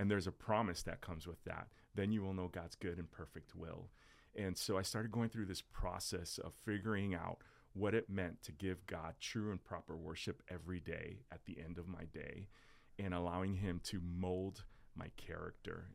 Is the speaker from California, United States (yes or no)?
no; South Florida, United States; also born or lived in New Jersey; I was born in Jersey, raised in South Florida